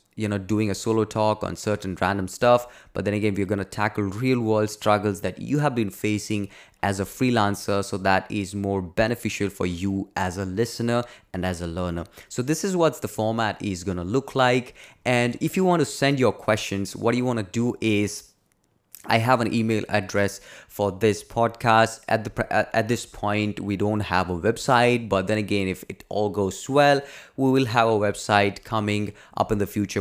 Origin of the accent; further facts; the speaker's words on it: India; I'm from India